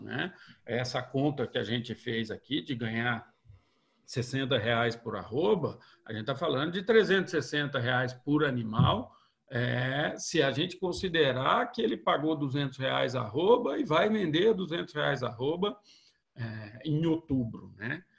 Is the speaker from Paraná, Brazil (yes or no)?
no; interior of São Paulo, Brazil; moved away as an adult; also born or lived in Viçosa; eu sou do interior de São Paulo